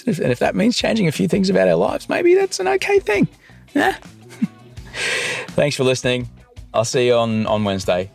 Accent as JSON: {"language": "English", "region": "Queensland", "country": "Australia", "tie": "born or raised there", "said": "I grew up in Queensland under the National Party"}